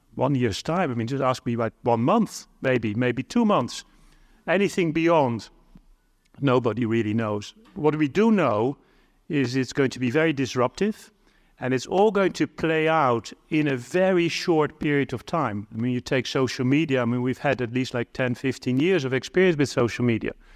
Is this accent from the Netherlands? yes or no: yes; Netherlands; I'm from the Netherlands